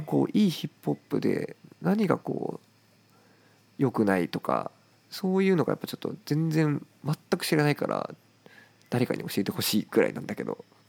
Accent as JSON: {"language": "Japanese", "country": "Japan", "tie": "born or raised there", "said": "やっぱ日本に生まれたからねやっぱ母国語で表現したいしね"}